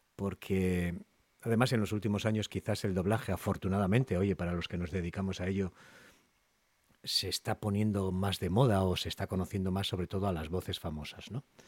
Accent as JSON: {"language": "Spanish", "town": "Castro Urdiales", "region": "Cantabria", "country": "Spain", "said": "Yo soy de Castro, de Castro Urdiales"}